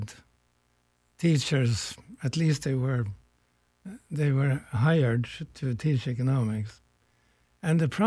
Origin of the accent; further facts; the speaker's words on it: Norway; now in United States; I come from a distant country here. I was born in Norway.